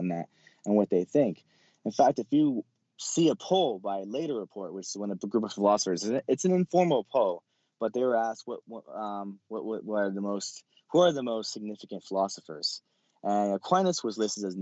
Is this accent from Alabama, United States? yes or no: no; California, United States; I'm from California. So I had a lot of questions about different things. You know, California is very secular